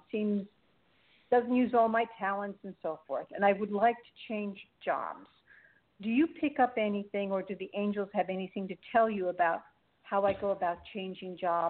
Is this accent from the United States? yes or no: yes; New York, United States